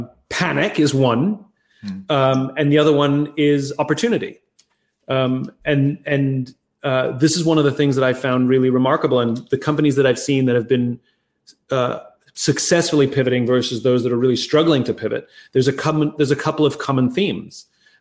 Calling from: Los Angeles, California, United States; I'm in Los Angeles, California.

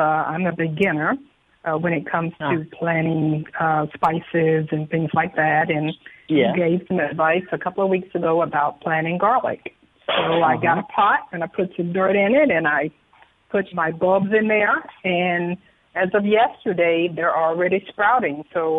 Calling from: Orlando, Florida, United States; I am calling from Central Florida, Orlando area.

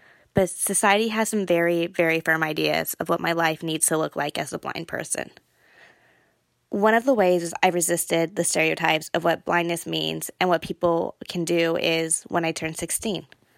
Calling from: Cupertino, California, United States; I am from Cupertino, California.

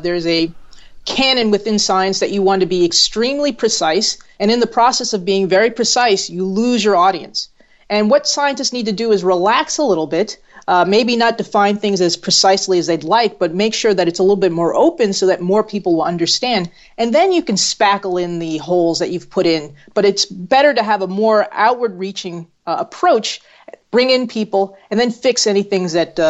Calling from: New Haven, Connecticut, United States; I'm in New Haven, Connecticut.

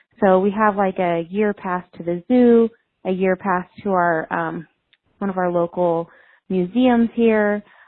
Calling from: Boise, Idaho, United States; I am from Boise, Idaho.

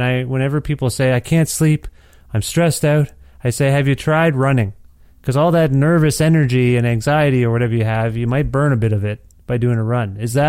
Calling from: Ontario, Canada; moved away as an adult; because I'm calling you from Edmonton, Alberta, where my family and I moved last January of 2020. And then the world collapsed. So sorry, I blame us for moving from Ontario.

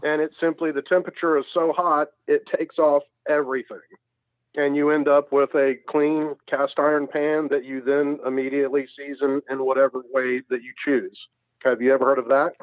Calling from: Milledgeville, Georgia, United States; I'm calling from Milledgeville, Georgia.

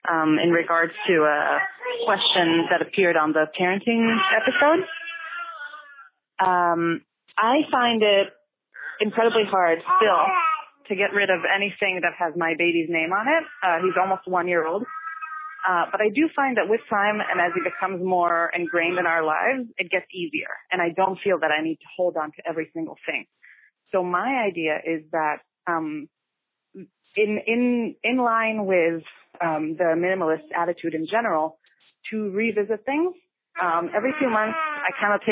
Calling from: New York City, New York, United States; I'm calling from Brooklyn, New York.

